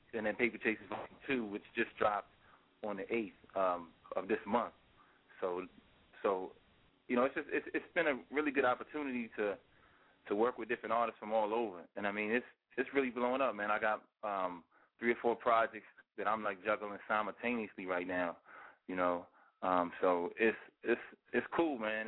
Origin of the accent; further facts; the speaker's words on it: New York City, New York, United States; also born or lived in Virginia; now in Philadelphia, United States; I'm from Queens